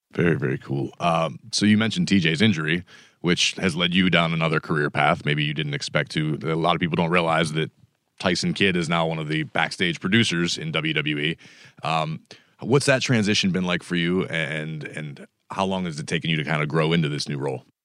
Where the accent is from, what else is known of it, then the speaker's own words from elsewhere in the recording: Pittsburgh, Pennsylvania, United States; I was definitely growing up in Pittsburgh at the time